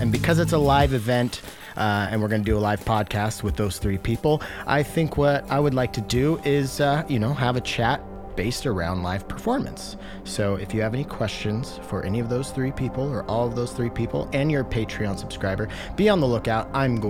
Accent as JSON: {"language": "English", "region": "Washington", "country": "United States", "said": "I'm being from Washington, Spokane is not a place that I would think of as a synth town"}